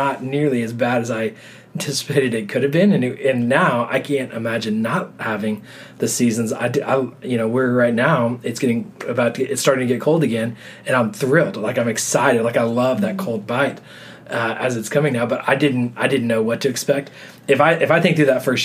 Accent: Texas, United States; moved away as an adult; now in New York City, United States; growing up in Texas

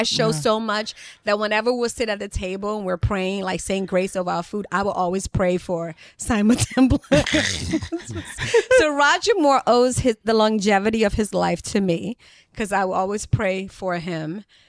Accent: Liberia; Speaking of television, when we were growing up in Liberia, like if your house didn't have TV, of course you go to your friends to watch TV, but they would like charge you 10 cents.

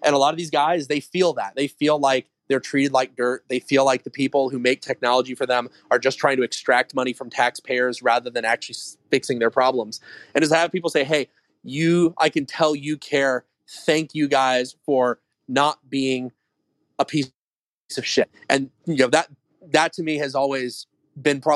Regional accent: Long Beach, California, United States; also born or lived in Orange County, California; I grew up in Long Beach. So I guess that's LA County, but the very south edge of LA County

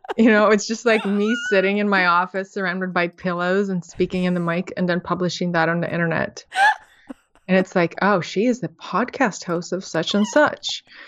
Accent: Moscow, Russia; moved away; also born or lived in San Francisco; you're probably hearing accent, I'm from Russia, I grew up in Moscow.

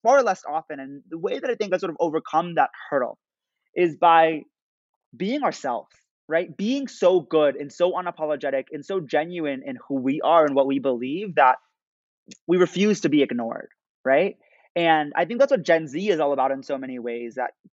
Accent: United States; growing up as an American Muslim

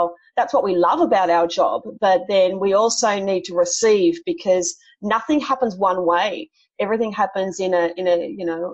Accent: Sydney, New South Wales, Australia; I'm from Sydney myself

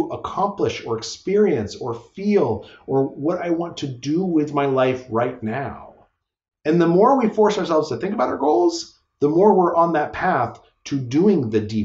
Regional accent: Albuquerque, New Mexico, United States; moved away; I grew up in Albuquerque, New Mexico

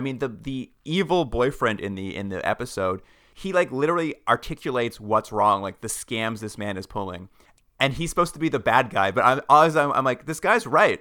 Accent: Alberta, Canada; moved away as an adult; now in Ontario, Canada; also grew up in Alberta, and I, when I moved to Ontario a few years ago

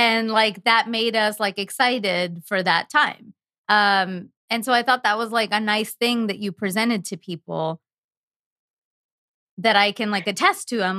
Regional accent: India; I'm Indian. I should not be discussing any of this according to my culture

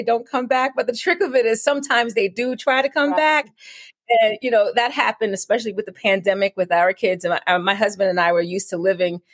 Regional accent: New York City, New York, United States; moved away as an adult; now in Richmond, United States; I now reside in Richmond, Virginia, but I'm born and raised in Brooklyn

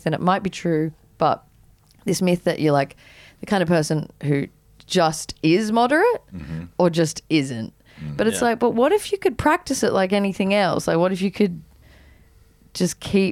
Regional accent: Byron Bay, New South Wales, Australia; also born or lived in Katoomba; growing up in Byron

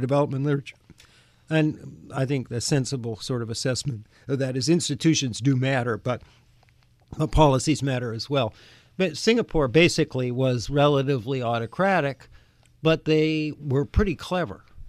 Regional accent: Canada; now in United States; I grew up in Canada

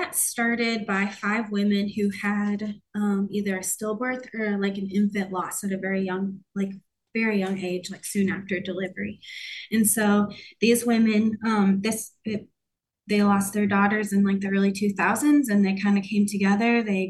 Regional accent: Iowa, United States; moved away; I'm from Iowa

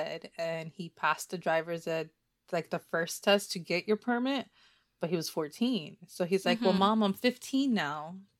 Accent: New Jersey, United States; first language Spanish; English is a second language; now in Florida, United States; So I'm a Floridian. Florida drivers drive like shit. But I'm originally from Jersey, so we always go back home all the time.

